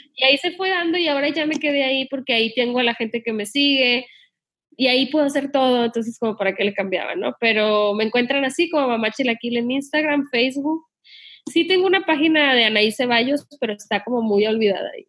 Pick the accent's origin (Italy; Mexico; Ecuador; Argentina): Mexico; Sinaloa; yo me crié en Sinaloa